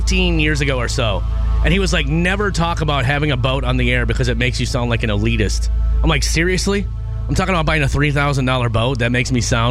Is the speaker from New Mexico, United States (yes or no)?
no; Minnesota, United States; when I grew up in Minnesota